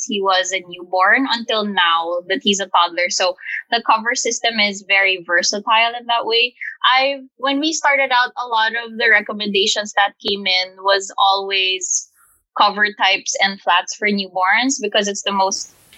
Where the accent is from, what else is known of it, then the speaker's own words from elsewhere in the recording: Manila, Metro Manila, Philippines; Our small family of three is born and raised in Manila in the Philippines